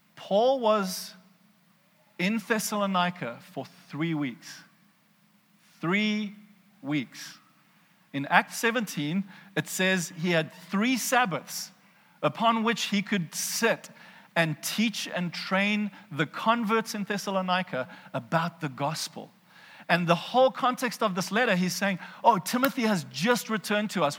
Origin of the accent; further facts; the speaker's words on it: South Africa; accent: South African; I hear a South African accent in my head